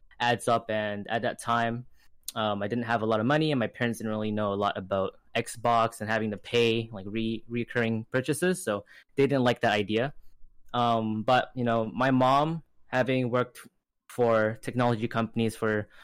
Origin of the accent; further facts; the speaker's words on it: British Columbia, Canada; I'm from Canada, BC, and currently I am in high school